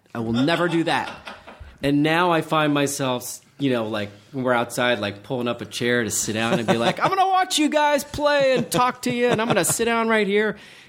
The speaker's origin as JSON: {"language": "English", "town": "Charleston", "region": "West Virginia", "country": "United States", "tie": "born or raised there", "said": "I kind of grew up near Pittsburgh. I grew up in Charleston, West Virginia, which is a great freaking city."}